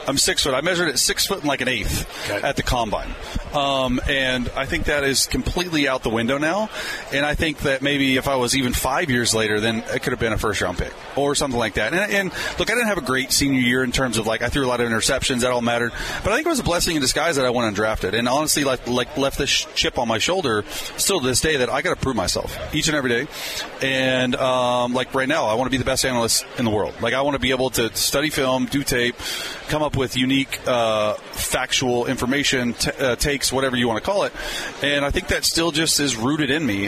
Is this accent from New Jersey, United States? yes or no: no; Dallas, Texas, United States; moved away as an adult; I grew up in Dallas